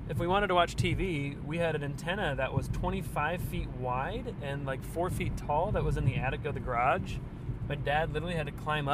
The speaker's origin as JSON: {"language": "English", "town": "Lakeville", "region": "Minnesota", "country": "United States", "tie": "born or raised there", "moved": "yes", "said": "right by the suburb, but there's really nothing there. So my hometown is like nothing."}